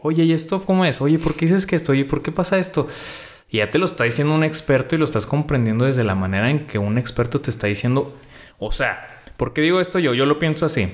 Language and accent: Spanish; Mexico; nosotros como mexicanos pues ya tenemos un límite porque pues somos país tercermundista